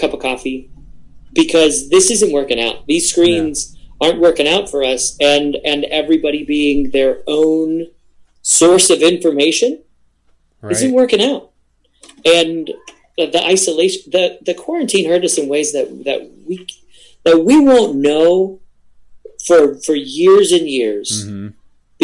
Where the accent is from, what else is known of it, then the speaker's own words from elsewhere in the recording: Adamstown, Pennsylvania, United States; I grew up in Adamstown